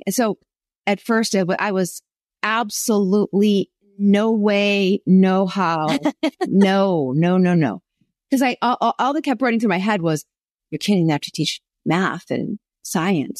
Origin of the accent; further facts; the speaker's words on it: Buffalo, New York, United States; now in Southern California, United States; I'm from Buffalo, New York